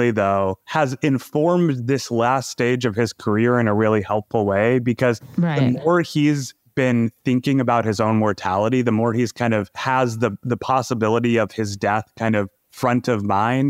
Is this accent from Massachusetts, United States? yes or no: yes; Massachusetts, United States; I grew up in Massachusetts.